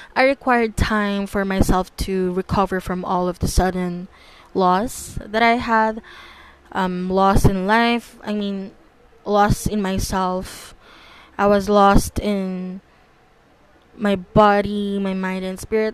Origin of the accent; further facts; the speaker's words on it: Philippines; I was born and raised in the Philippines, and I'm still continuing to, and I still continue to live here in the Philippines